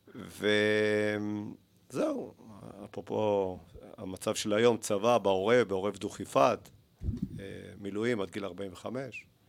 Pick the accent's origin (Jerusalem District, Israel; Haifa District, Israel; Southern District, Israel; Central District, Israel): Haifa District, Israel; Haifa; also born or lived in Argentina / Netanya; גדלתי בארגנטינה, עליתי בגיל שלוש